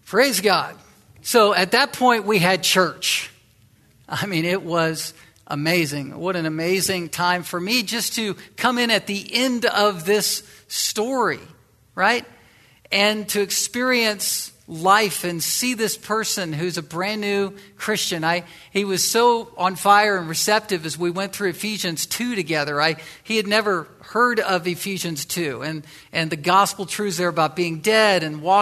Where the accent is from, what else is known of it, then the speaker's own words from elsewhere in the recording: Virginia, United States; the western side of Virginia, my home state